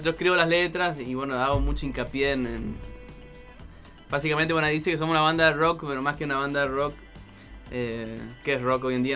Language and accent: Spanish; Goya, Corrientes, Argentina; accent: tonadita como de corrientes; also born or lived in Almagro, Buenos Aires; now in Buenos Aires, Argentina; somos correntinos de Goya